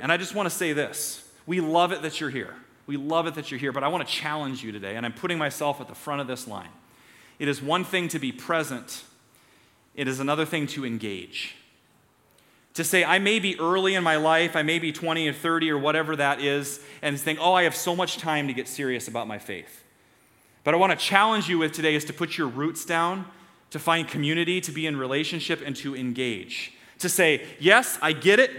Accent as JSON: {"language": "English", "town": "Story City", "region": "Iowa", "country": "United States", "tie": "born or raised there", "said": "I grew up in Story City, and our town festival was Scandinavian Days"}